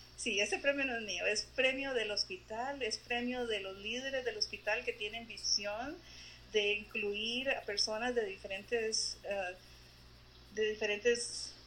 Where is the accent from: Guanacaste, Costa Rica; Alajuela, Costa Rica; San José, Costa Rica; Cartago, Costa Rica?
San José, Costa Rica; moved away as an adult; now in Columbus, United States; yo nací en Costa Rica, en, en la ciudad, soy capitalina